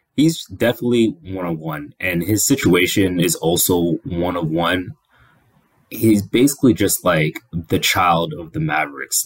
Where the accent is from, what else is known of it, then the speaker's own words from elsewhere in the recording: Kenya; I'm Kenyan